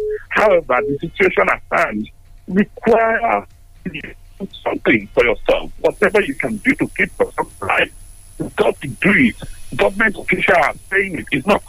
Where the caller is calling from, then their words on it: Tottenham, London, United Kingdom; I'm calling you from Tottenham.